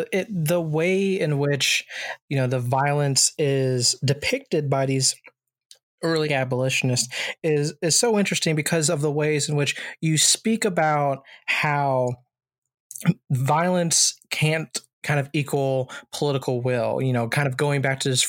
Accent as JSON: {"language": "English", "region": "Virginia", "country": "United States", "said": "and I'm originally from Virginia myself."}